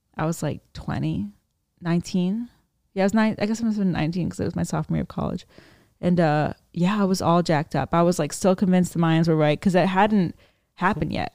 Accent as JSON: {"language": "English", "town": "Annapolis", "region": "Maryland", "country": "United States", "said": "I'm from Maryland"}